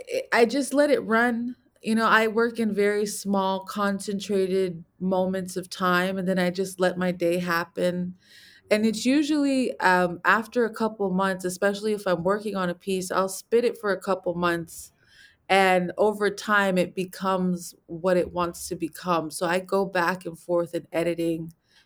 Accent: Los Angeles, California, United States; I am from Los Angeles, California, specifically a neighborhood called Chavez Ravine.

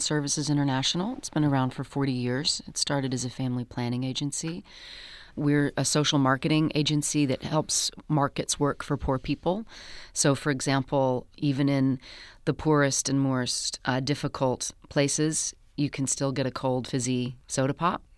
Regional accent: United States; I am American

